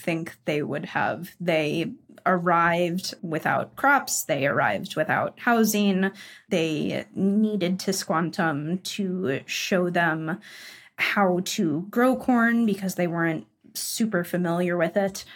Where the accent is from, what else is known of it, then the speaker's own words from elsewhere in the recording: United States; moved away as an adult; also born or lived in Texas; I'm American